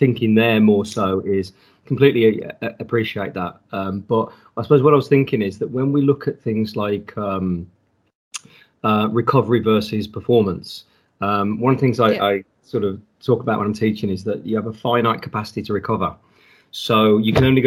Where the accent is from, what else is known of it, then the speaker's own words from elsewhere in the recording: United Kingdom; being a Brit